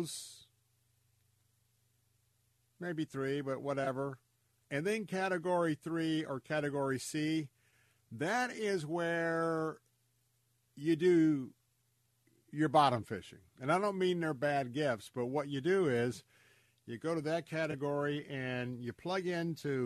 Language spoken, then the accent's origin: English; Tampa, Florida, United States; born and raised in Tampa, I am a Florida cracker